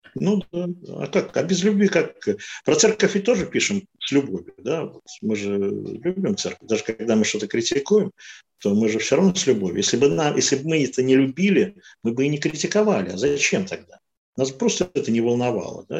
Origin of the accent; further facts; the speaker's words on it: Saint Petersburg, Russia; Я родился и жил всю жизнь в Ленинграде